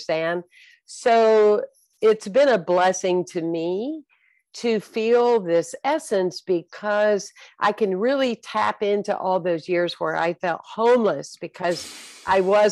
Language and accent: English; South Carolina, United States; I was born and raised in South Carolina